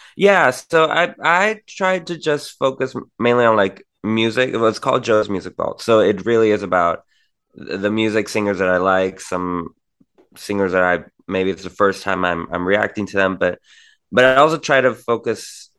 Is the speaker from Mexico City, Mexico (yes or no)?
no; Tijuana, Baja California, Mexico; I'm from Tijuana, Mexico